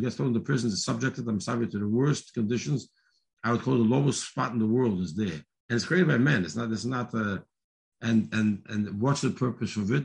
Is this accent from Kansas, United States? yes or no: no; New York City, New York, United States; I grew up in Borough Park